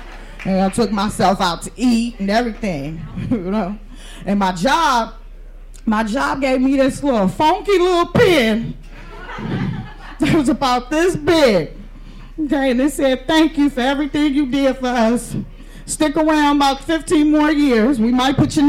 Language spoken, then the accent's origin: English; San Francisco, California, United States; I'm from San Francisco.